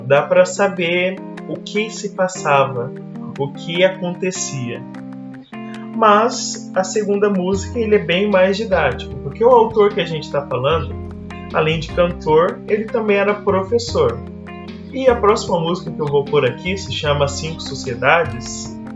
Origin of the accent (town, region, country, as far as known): Brazil